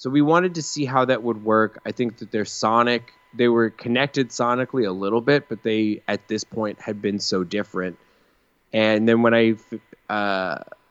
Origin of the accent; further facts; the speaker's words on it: Colorado, United States; moved away; when I was in high school, I was in Colorado